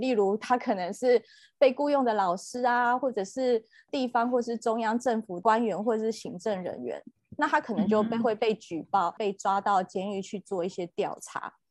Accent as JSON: {"language": "Chinese", "country": "Taiwan", "tie": "born or raised there", "said": "我自己在台湾长大的环境，我是在门诺教会，大家知道的门诺医院"}